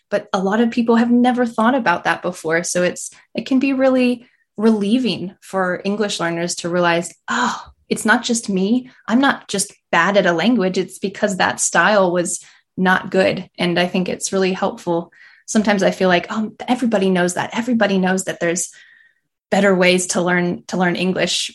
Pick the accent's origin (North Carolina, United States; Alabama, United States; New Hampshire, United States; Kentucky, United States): North Carolina, United States; about an hour south of Asheville; now in Asheville, United States; I grew up about an hour south, so not in the mountains and just hot